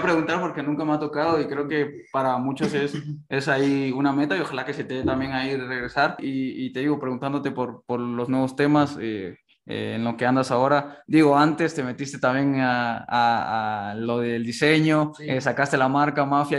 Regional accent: Mexico; nosotros como mexicanos

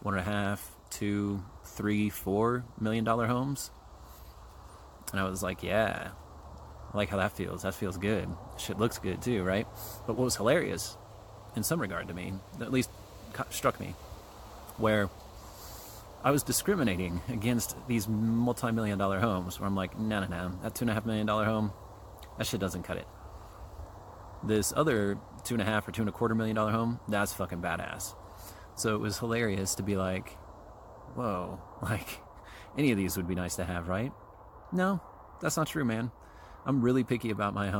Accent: Kansas City, United States; moved away as an adult; I'm from Kansas City. I grew up there. I lived there for like 41 years.

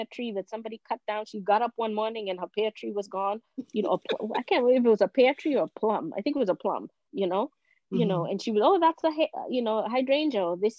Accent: Washington, District of Columbia, United States; I grew up, like I said, in Northwest, I grew up in Shepherd Park

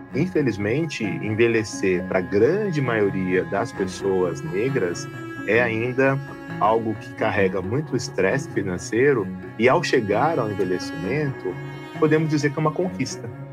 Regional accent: Jundiaí, São Paulo, Brazil; also born or lived in Londrina; eu sou de Jundiaí

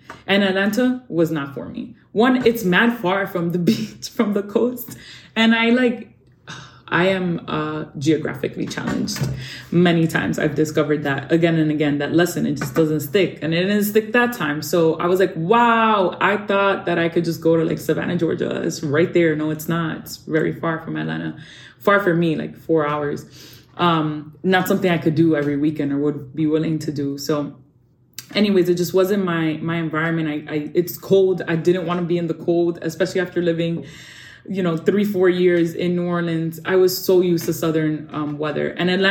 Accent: Dominican Republic; I got to work in my home country, in the Dominican Republic.

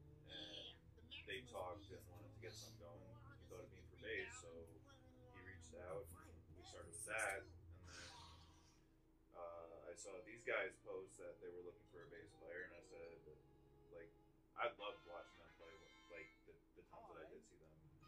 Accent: New York, United States; moved away as an adult; now in Phoenix, United States; when I grew up in New York, so I was in a bunch of bands out there when I was younger.

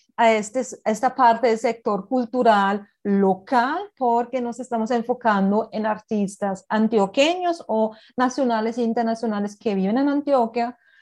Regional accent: Berlin, Germany; Spanish is a second language; now in Colombia; yo soy de Berlín

